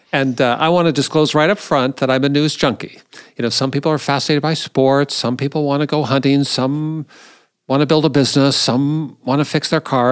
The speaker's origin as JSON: {"language": "English", "town": "Seattle", "region": "Washington", "country": "United States", "tie": "born or raised there", "moved": "yes", "lives_now": "Indianapolis, United States", "said": "I grew up in Seattle"}